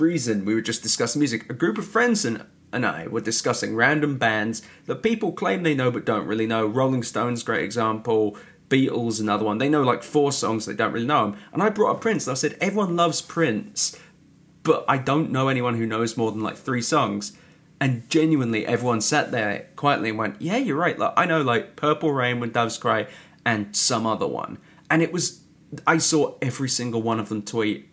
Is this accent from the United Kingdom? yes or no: yes; United Kingdom; I'm British